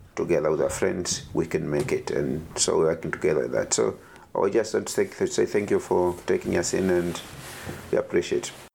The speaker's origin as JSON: {"language": "English", "country": "Tanzania"}